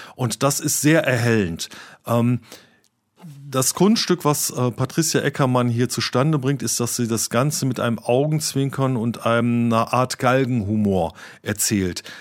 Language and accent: German; Cologne, North Rhine-Westphalia, Germany